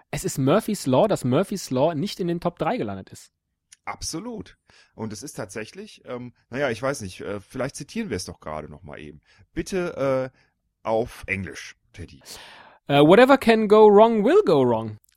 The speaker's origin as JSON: {"language": "German", "country": "Panama", "tie": "born there", "said": "Ich bin geboren in der Kanalzone."}